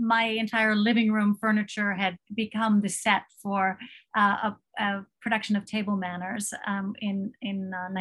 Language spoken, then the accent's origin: English; United States; moved away as an adult; now in Thailand; I'm also American, and I've lived in Thailand for 32 years